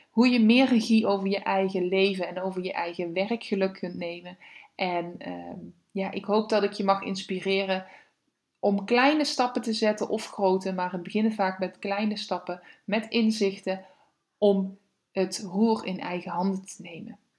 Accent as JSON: {"language": "Dutch", "region": "Limburg", "country": "Netherlands", "said": "Ik, eh, ja, ik vertelde net al, ik kom uit Limburg. Ik heb daar gewoond."}